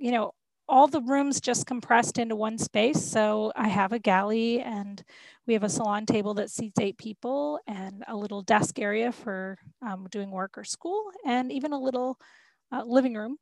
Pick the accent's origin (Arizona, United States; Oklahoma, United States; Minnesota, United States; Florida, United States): Florida, United States; We grew up in Florida